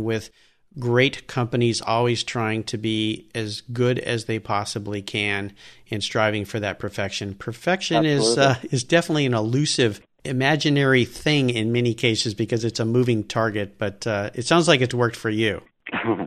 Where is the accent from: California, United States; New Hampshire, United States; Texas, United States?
California, United States; Southern; growing up in Southern California